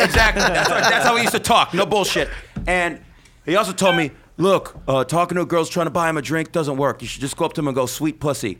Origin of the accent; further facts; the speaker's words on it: Las Vegas, Nevada, United States; Las Vegas, my hometown